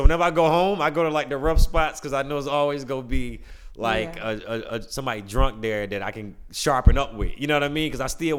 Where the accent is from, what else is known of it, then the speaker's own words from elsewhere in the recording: Birmingham, Alabama, United States; moved away; also born or lived in Atlanta; I'm from Birmingham, Alabama.